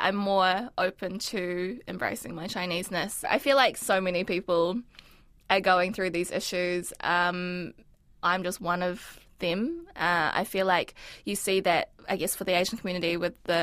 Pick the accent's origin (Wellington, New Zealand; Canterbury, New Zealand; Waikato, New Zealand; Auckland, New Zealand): Auckland, New Zealand; first language Mandarin; English is a second language; I came to New Zealand when I was four, so that was over 20 years ago, and I've always lived in Tāmaki Makaurau